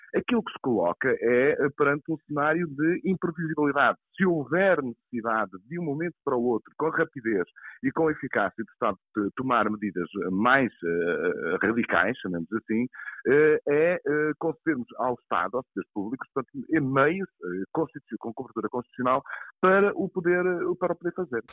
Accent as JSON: {"language": "Portuguese", "country": "Portugal", "said": "nós, como portugueses"}